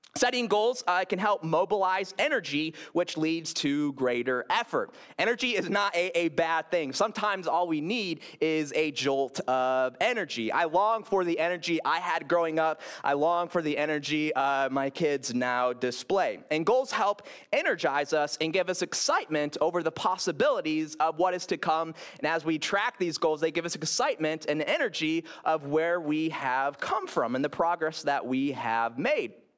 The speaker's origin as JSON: {"language": "English", "town": "Grand Rapids", "region": "Michigan", "country": "United States", "tie": "born or raised there", "moved": "yes", "said": "when I lived in Grand Rapids, uh, my hometown, my hometown"}